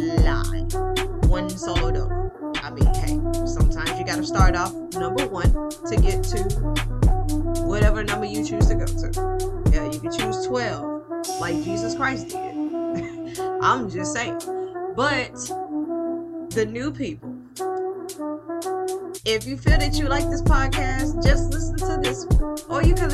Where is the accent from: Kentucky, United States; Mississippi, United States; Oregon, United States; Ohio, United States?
Mississippi, United States; I am from Mississippi. For those that are curious to know, just know that it is the home of Kermit the Frog.